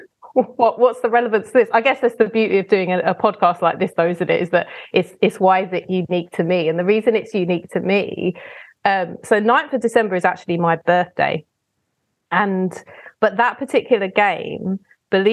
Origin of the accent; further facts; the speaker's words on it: London, United Kingdom; I'm actually from Southeast London